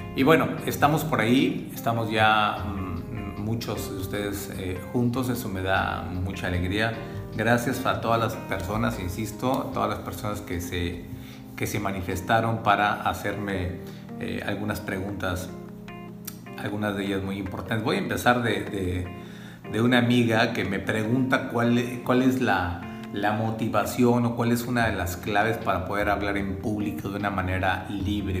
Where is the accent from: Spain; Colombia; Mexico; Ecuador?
Mexico; soy mexicano